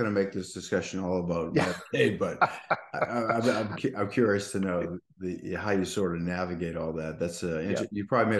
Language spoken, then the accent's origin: English; Boston, Massachusetts, United States; now in South Florida, United States; I'm from Boston.